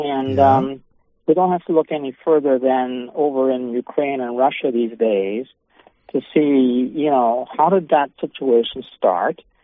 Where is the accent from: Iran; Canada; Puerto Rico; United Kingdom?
Canada; I'm a Canadian in Canada